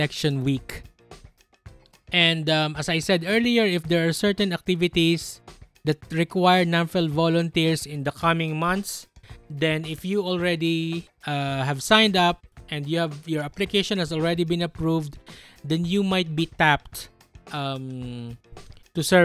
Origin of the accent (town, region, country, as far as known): Philippines